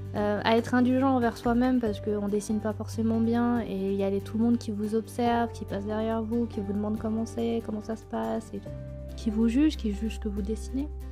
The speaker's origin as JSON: {"language": "French", "town": "Clermont-Ferrand", "region": "Auvergne-Rhône-Alpes", "country": "France", "said": "je suis de Clermont"}